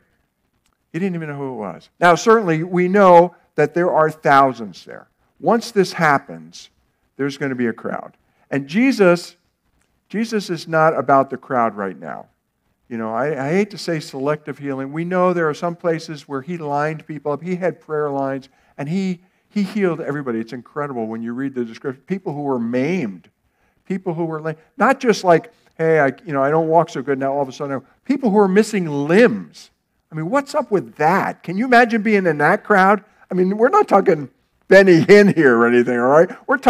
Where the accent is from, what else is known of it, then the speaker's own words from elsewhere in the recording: United States; There were things that I received by living in America, by being an American, by growing up where I did